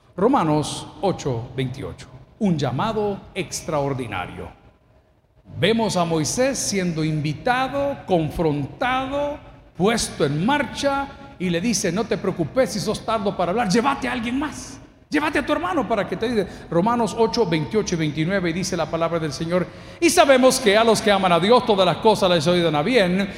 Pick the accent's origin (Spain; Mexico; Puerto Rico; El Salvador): El Salvador; Yo soy salvadoreño